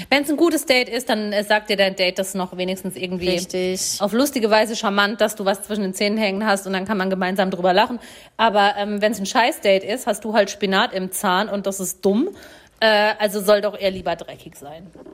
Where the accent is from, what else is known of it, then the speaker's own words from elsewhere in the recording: Germany; accent: Odenwälder Dialekt; da, wo ich herkomme, ähm, äh, so Odenwälder Dialekt